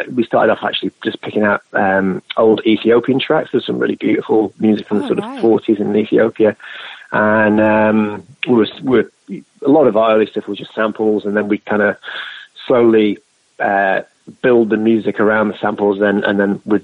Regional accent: England, United Kingdom; moved away as an adult; now in New Zealand; I'm from England originally.

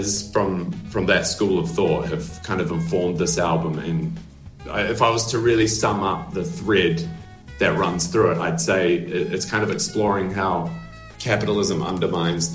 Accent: Dunedin, Otago, New Zealand; born or raised there; moved away

